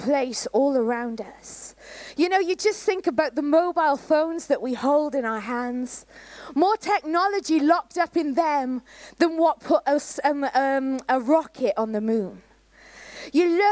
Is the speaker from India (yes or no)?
no; Canada; moved away; I was brought up in Canada